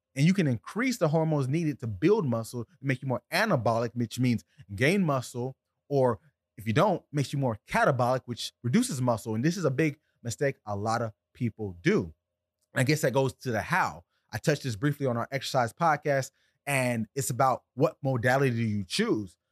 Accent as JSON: {"language": "English", "region": "South Florida", "country": "United States", "said": "I'm from South Florida right here where I'm at in Deerfield Beach"}